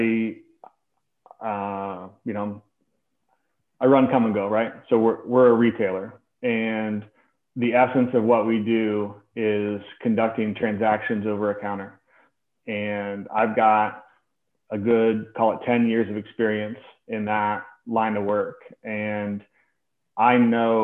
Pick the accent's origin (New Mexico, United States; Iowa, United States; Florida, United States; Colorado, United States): Iowa, United States; Des Moines; I grew up in Des Moines, in the Catholic school system in Des Moines